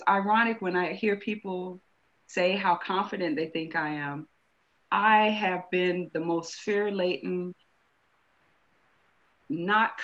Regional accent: California, United States; moved away as an adult; now in United Kingdom; I'm from California

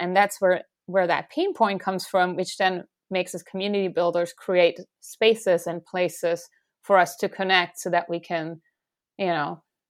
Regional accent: Stuttgart, Baden-Württemberg, Germany; And when she arrived in the place where ultimately I grew up around Stuttgart, the southwest of Germany, she didn't have something that she called home, right?

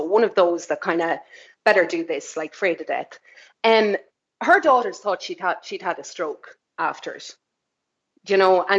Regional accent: Leitrim, Ireland; moved away as an adult; also born or lived in New Zealand; I'm from Leitrim, right? Very small population. The town I'm from, I mean, the surrounding area, maybe 1,000 people, we all know each other.

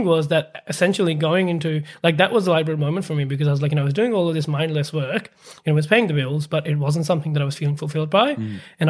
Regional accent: Pakistan; English is a second language; now in Australia; So for me, I am from Pakistan originally, and I came to Australia in 2013. Before coming here, I actually my dad used to be in the army in Pakistan, and so we basically moved around from city to city.

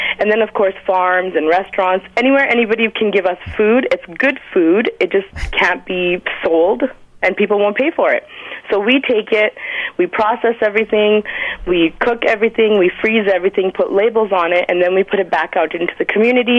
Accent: Winnipeg, Manitoba, Canada; now in Toronto, Canada; I'm from Winnipeg, but obviously I'm living in Toronto now

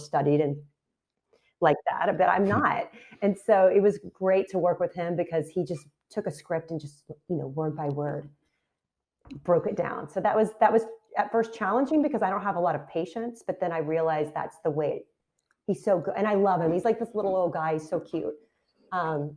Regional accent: Texas, United States; moved away as an adult; also born or lived in Philadelphia suburbs; now in Philadelphia area, United States; I'm from Texas

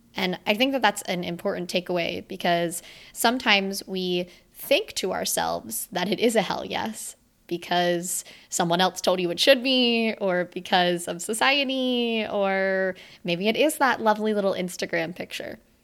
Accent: Sunshine State, Florida, United States; moved away; my first Christmas with my family in my hometown within the Sunshine State since twenty sixteen.

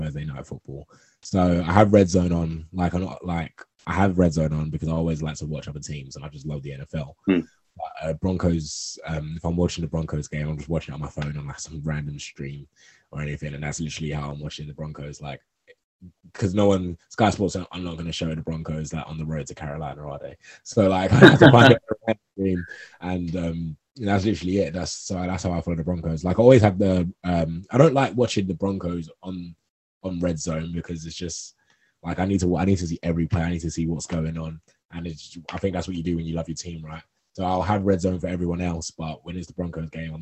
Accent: England, United Kingdom

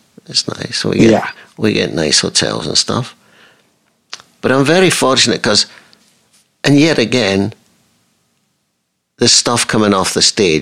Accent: Scotland, United Kingdom; I'm Scottish. And I'm Scottish

